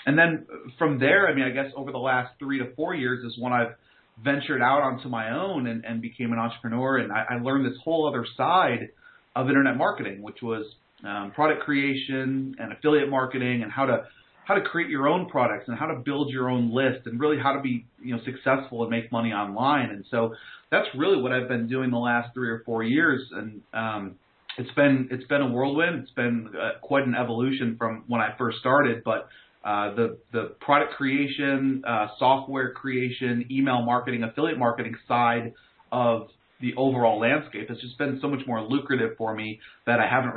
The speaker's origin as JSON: {"language": "English", "region": "New York", "country": "United States", "tie": "born or raised there", "also_born_or_lived": "North Carolina", "moved": "as an adult", "lives_now": "Raleigh, United States", "said": "I grew up in New York."}